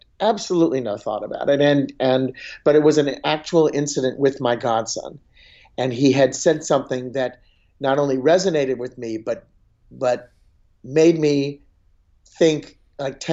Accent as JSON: {"language": "English", "town": "St. Louis", "region": "Missouri", "country": "United States", "moved": "yes", "said": "I'm originally from St. Louis"}